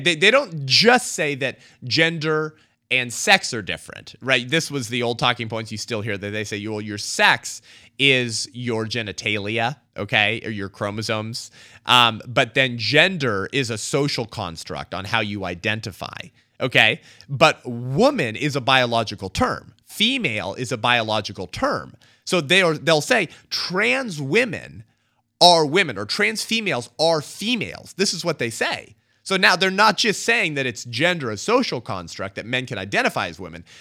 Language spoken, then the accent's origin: English; California, United States; my home state in California